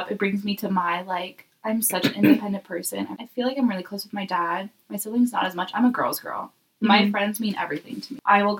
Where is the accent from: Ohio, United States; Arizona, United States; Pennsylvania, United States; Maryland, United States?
Arizona, United States; moved away as an adult; also born or lived in Minnesota / Idaho; I am 22 years old. I was born in Minnesota, but raised in Arizona, so I don't have the very cool, like, accent that my family does.